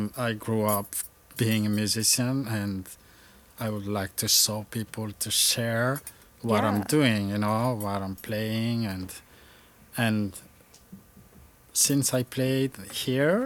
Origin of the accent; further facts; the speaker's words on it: Toamasina, Atsinanana, Madagascar; English is a second language; moved away as an adult; also born or lived in Antananarivo, Madagascar; now in Vermont, United States; I grew up in Tamatave, so one of the provinces in Madagascar